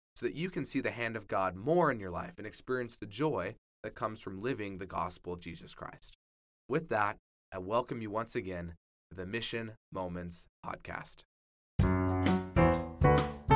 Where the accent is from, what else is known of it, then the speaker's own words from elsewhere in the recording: Orem, Utah, United States; I was raised in Orem, Utah